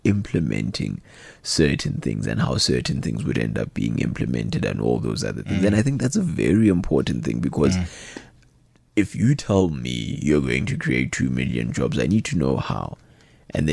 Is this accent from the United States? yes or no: no; South Africa; as a South African citizenry